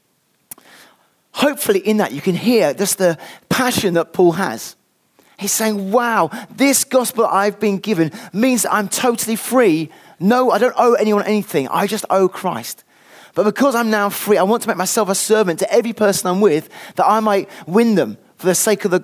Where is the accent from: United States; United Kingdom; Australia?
United Kingdom; I'm British through and through